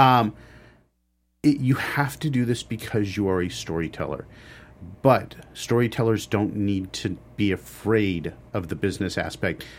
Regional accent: Los Angeles, California, United States; I grew up in Los Angeles.

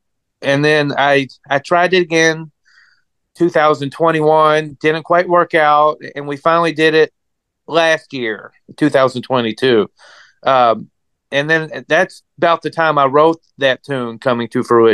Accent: Louisville, Kentucky, United States; now in Dallas, United States; I was born and raised in Louisville, Kentucky

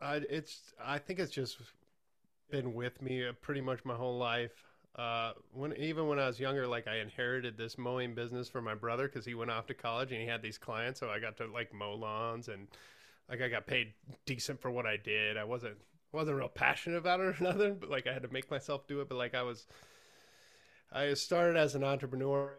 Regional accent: Johnson Lake, Nebraska, United States; moved away as an adult; also born or lived in Hastings, Nebraska; now in Lincoln, United States; I'm from the middle of Nebraska, Johnson Lake, and I went to school

